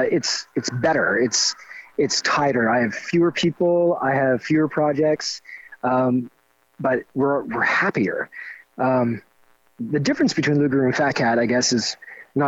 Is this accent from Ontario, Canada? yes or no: no; Miramichi, New Brunswick, Canada; this is my hometown. I'm in my hometown